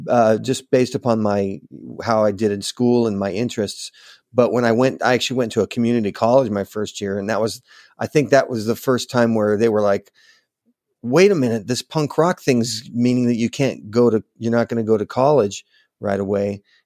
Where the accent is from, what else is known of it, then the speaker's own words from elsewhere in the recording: Manhattan Beach, California, United States; also born or lived in Los Angeles; I was born in Los Angeles, okay. grew up in Manhattan Beach